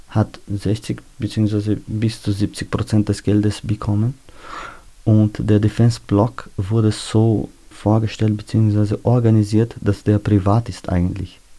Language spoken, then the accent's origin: German; Austria; Ich bin ein Österreicher